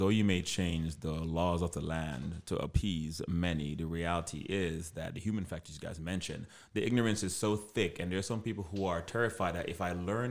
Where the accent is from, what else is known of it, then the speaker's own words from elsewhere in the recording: Jamaica; now, yes, I am, in lack of better words, I'm black. But I'm also Jamaican.